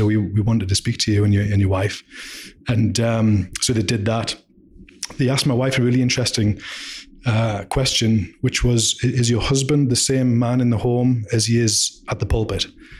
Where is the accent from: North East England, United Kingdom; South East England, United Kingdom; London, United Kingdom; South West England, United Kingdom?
North East England, United Kingdom; Durham; So Durham in the UK.